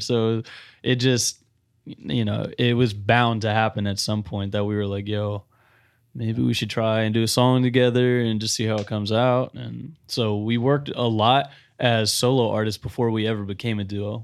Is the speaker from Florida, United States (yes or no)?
yes; Tampa, Florida, United States; also born or lived in Providence, Rhode Island; I was born in Providence, Rhode Island, um, but I moved here when I was four. So technically a Floridian